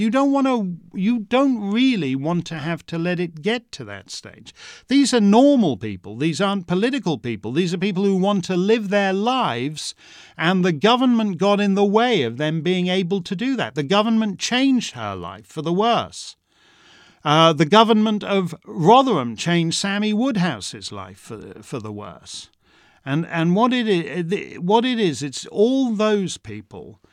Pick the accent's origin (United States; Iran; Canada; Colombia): Canada; I'm a Canadian subject of the Crown